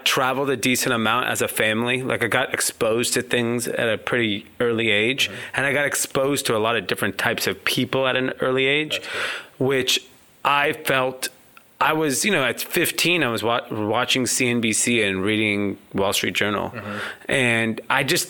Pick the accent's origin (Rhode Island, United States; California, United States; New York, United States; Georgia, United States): California, United States; Los Angeles; I grew up in Southern California in a suburb out of L.A. called Granada Hills